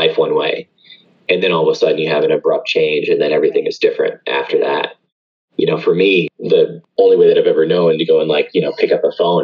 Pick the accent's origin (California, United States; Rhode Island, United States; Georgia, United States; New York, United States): Georgia, United States; Atlanta; where I grew up here locally in Atlanta.